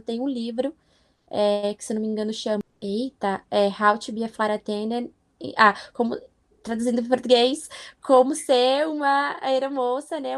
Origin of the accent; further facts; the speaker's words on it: São Paulo, Brazil; moved away as an adult; now in Philadelphia, United States; Eu não saí de Pirituba para vir para cá, para trabalhar